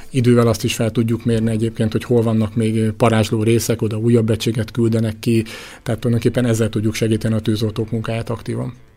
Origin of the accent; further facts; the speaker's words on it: Orosháza, Békés, Hungary; én orosházi vagyok, ha riasztanak, sokszor járom a megyét